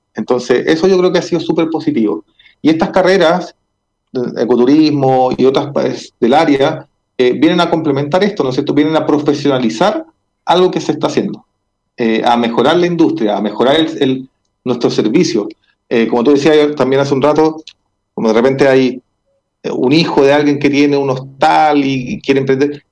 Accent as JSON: {"language": "Spanish", "country": "Chile", "said": "como sociedad chilena"}